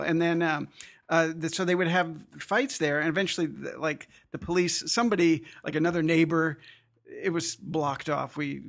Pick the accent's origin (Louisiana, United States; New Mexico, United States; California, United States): New Mexico, United States; Albuquerque; born there; I grew up all over the place. I was born in New Mexico, Albuquerque.